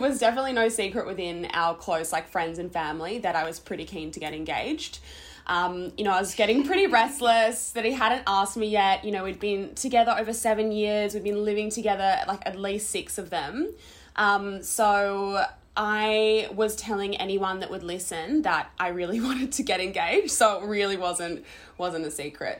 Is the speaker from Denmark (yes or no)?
no; Adelaide, South Australia, Australia; we're both originally from Adelaide